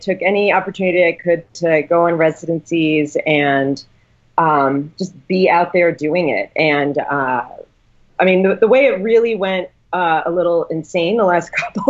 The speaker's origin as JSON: {"language": "English", "area": "Rockland County", "region": "New York", "country": "United States", "tie": "born or raised there", "also_born_or_lived": "Bronx, New York", "said": "I'm from Rockland, but nobody knows where that is."}